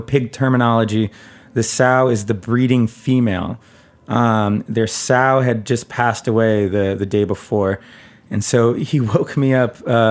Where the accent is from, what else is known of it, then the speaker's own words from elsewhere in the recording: United States; growing up in America, drinking cow's milk